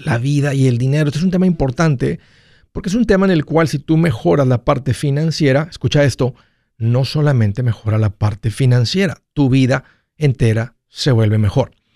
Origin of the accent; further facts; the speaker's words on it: Mexico; soy hispano, soy de origen mexicano. Eso es lo que corre por mis sangres, de ahí vengo, de ahí soy